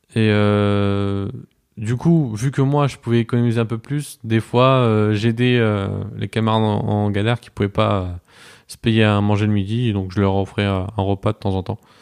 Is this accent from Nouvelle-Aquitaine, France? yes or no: no; Strasbourg, Grand Est, France; moved away as an adult; now in Poitiers, France; je viens de Strasbourg. Je suis arrivé à Poitiers il y a, il y a trois ans maintenant.